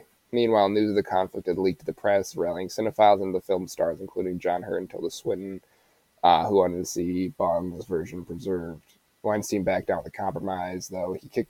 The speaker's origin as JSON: {"language": "English", "country": "United States", "said": "We're American."}